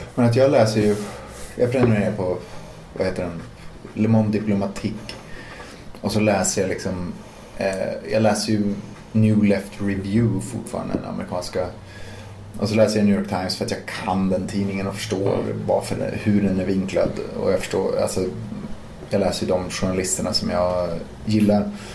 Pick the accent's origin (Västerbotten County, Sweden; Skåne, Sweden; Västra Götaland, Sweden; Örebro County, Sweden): Västerbotten County, Sweden; Umeå; Vi var ju från Teg liksom, men på andra sidan älven